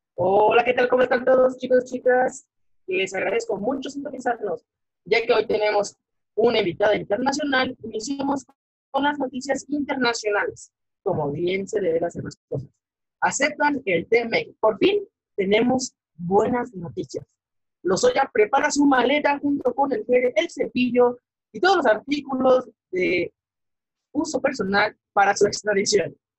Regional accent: Mexico; en México y como sociedad mexicana

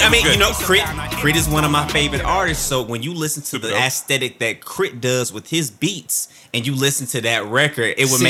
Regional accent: Columbus, Mississippi, United States; We're both from Mississippi. We're both from Columbus.

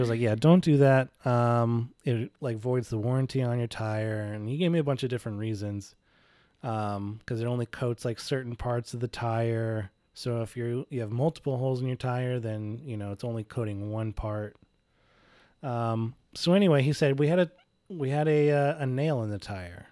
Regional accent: Indianapolis, Indiana, United States; we're, we're from Indianapolis

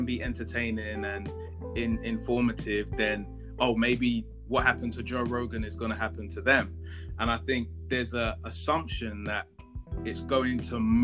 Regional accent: London, United Kingdom; were born in London, but our family comes from Ghana.

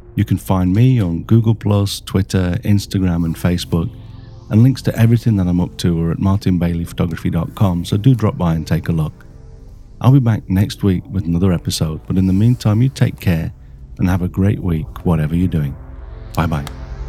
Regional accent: Yokohama, Kanagawa, Japan; from Yokohama

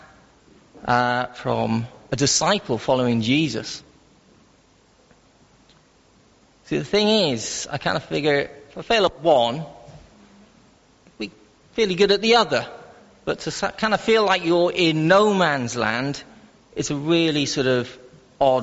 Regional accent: Wales, United Kingdom; I am Welsh

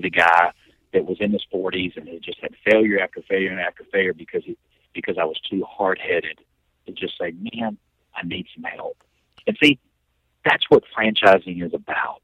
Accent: Temple, Texas, United States; came back to my hometown of Temple, Texas

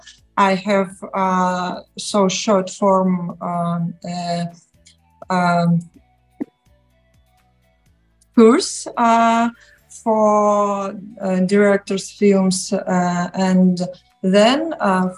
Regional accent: Novy Urgal, Khabarovsk Krai, Russia; English is a second language; moved away as an adult; also born or lived in Moscow, Russia; now in Kazakhstan; I'm from Far East Russia

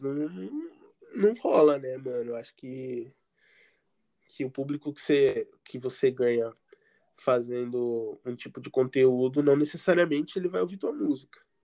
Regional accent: Guarujá, São Paulo, Brazil; eu era do Guarujá, litoral de São Paulo.

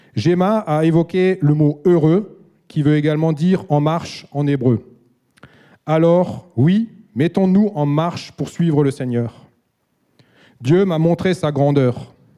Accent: Alsace, Grand Est, France; Je suis alsacien et j'ai grandi dans une famille chrétienne

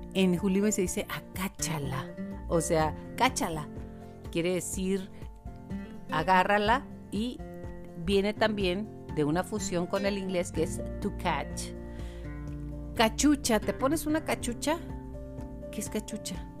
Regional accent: Chihuahua, Mexico; accent: Chihuahuan; Los que somos de Chihuahua

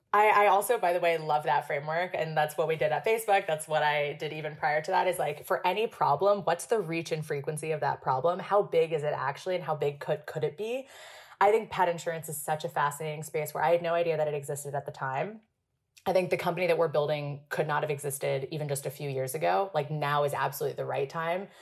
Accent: Hong Kong; moved away as an adult; also born or lived in Princeton, United States; I was born and raised in Hong Kong. I spent 18 years there before coming to the US for college for Princeton.

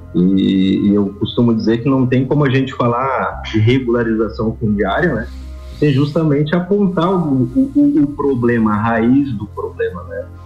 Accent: Lages, Santa Catarina, Brazil; moved away as an adult; não nasci em Lages, mas me criei em Lages e, e me formei em Lages

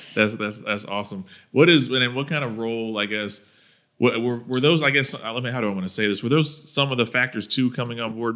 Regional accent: Thomasville, Georgia, United States; I'm from Thomasville, Georgia

